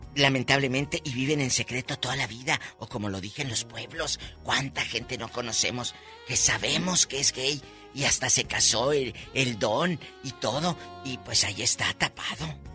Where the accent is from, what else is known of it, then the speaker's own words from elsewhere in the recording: Matamoros, Tamaulipas, Mexico; En mi tierra, eh, Matamoros, Tamaulipas